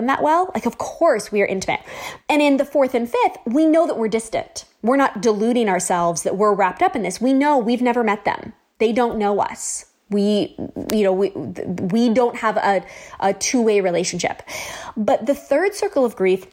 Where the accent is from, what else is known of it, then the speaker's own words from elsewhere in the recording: Southern California, United States; We've lived in Southern California my whole life